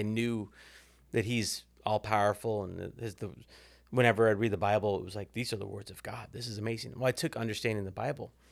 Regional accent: Kansas City, Missouri, United States; moved away as an adult; now in Fort Worth, United States; I grew up in Kansas City.

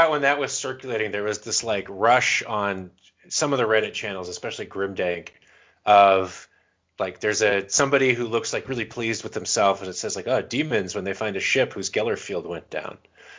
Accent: Florida, United States; that's your and my actual accent because we grew up in Florida.

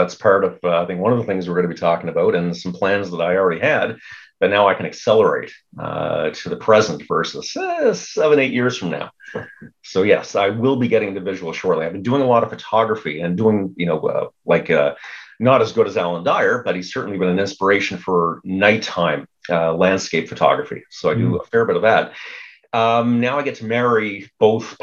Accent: Cape Breton Island, Nova Scotia, Canada; growing up in Cape Breton Island, Nova Scotia, small village, really dark, right on the coast.

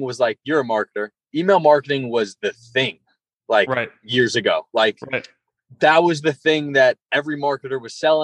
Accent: Long Island, New York, United States; I'm from Long Island

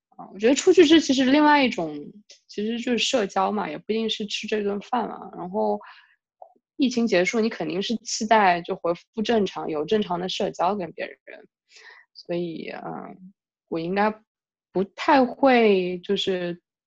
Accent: southern China, China; moved away; 我是个南方人

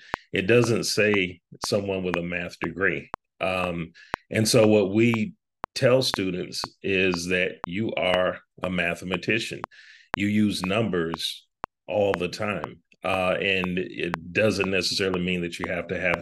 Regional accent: South Carolina, United States; moved away as an adult; also born or lived in Boston; I grew up in South Carolina

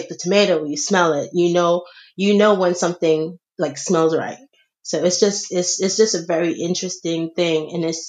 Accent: Senegal; moved away; I grew up in Senegal. I was born here, but then I was raised in Senegal by my aunt.

